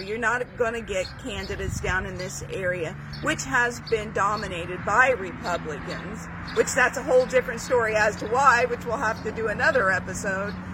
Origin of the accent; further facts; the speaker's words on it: McDermott, Ohio, United States; I, uh, was born and raised in Scioto County, out in McDermott, on a small farm. I've been a rural Southern Ohioan my entire life